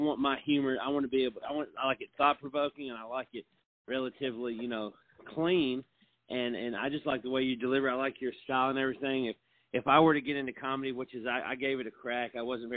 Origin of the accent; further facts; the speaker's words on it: Franklin, Tennessee, United States; now in Columbia, United States; I grew up in Franklin, Tennessee